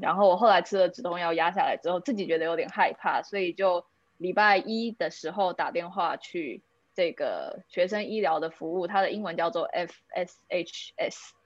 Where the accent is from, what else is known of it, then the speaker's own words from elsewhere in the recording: Taipei, Taiwan; moved away as an adult; now in Helsinki, Finland; 因为我算是土生土长的台北人